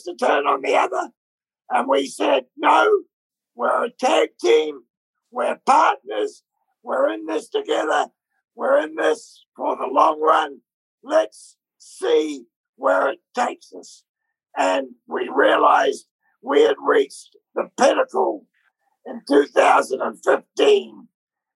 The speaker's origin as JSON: {"language": "English", "country": "New Zealand", "tie": "born or raised there", "moved": "as an adult", "said": "we're born from New Zealand"}